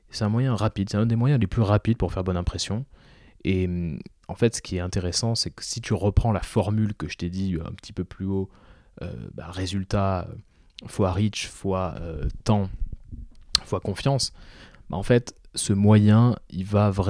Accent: Toulouse, Occitania, France; moi, je suis toulousain à la base. oui, je n'ai pas d'accent, mais je suis toulousain. Euh, j'ai passé 20 ans de ma vie à Toulouse

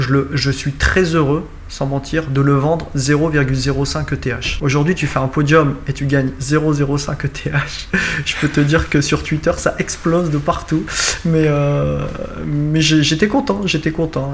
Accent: north of France, France; je suis originaire du nord de la France, j'habite près de Valenciennes

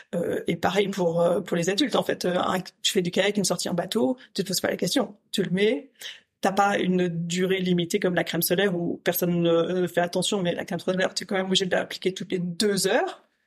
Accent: St. Barthélemy; moved away as an adult; also born or lived in Paris, France; now in Brussels, Belgium; moi j'ai grandi à Saint-Barthélemy. Euh, Saint-Barthélemy c'est aux Antilles françaises

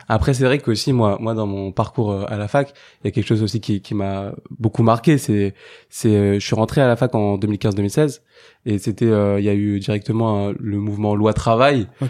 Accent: Saint-Denis, Île-de-France, France; j'ai grandi et j'habite à Saint-Denis

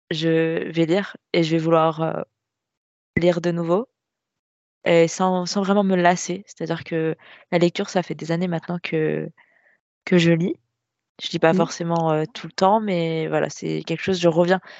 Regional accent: Nantes, Pays de la Loire, France; Nantes. Je suis de l'ouest de la France.

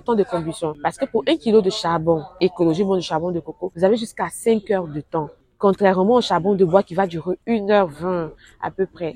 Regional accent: western Côte d'Ivoire, Côte d’Ivoire; now in Abidjan, Côte d'Ivoire; je viens de l'Ouest de la Côte d'Ivoire

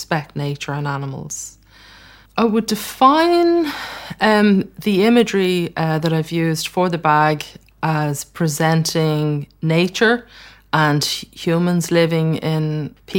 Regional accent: Ireland; I grew up in Ireland

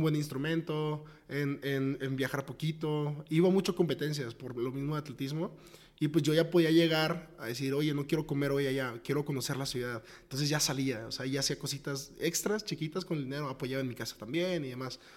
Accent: Tepic, Nayarit, Mexico; now in Guadalajara, Mexico; soy de Tepic, de Tepic Nayarit, luego venirme a Guadalajara, muy foráneo

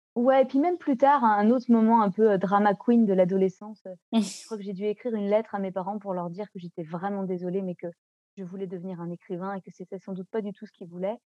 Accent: Nantes, Pays de la Loire, France; first language French; Moi, j'ai grandi à Nantes

